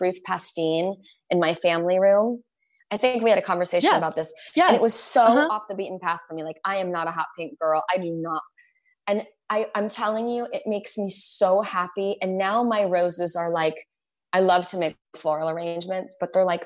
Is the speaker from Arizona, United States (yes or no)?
yes; Arizona, United States; I grew up in Arizona